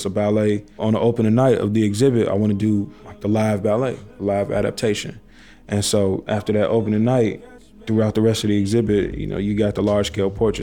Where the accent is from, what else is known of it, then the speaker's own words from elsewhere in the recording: Chicago, Illinois, United States; also born or lived in Pilsen, Chicago / Los Angeles; I'm from Auburn Gresham. That's where I was born and raised. Just always been on the South Side